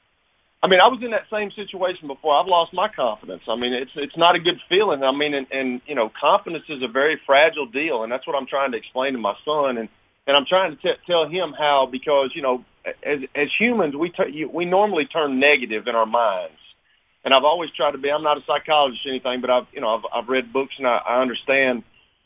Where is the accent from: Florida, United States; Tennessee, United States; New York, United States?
Tennessee, United States; Lincoln County; when I was growing up in Lincoln County